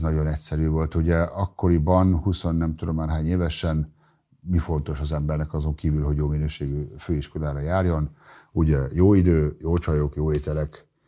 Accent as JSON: {"language": "Hungarian", "country": "Germany", "tie": "born or raised there", "first_language": "German", "second_language": "Hungarian", "moved": "as an adult", "lives_now": "Hungary", "said": "Én ugye az R T L jól ismertem, hiszen Németországban ezen nőttem fel"}